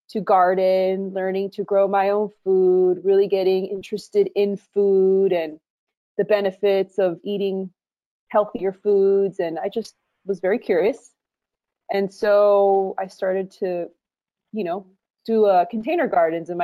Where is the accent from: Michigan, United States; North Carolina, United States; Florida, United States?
Florida, United States; Miami; moved away as an adult; also born or lived in Colombia; now in Los Angeles, United States; I was raised in Miami, Florida